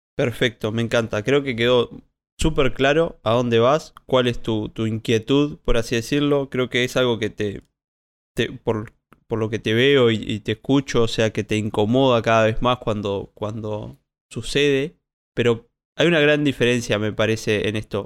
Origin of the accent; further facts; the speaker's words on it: Colonia Valdense, Colonia, Uruguay; soy de Colonia Valdense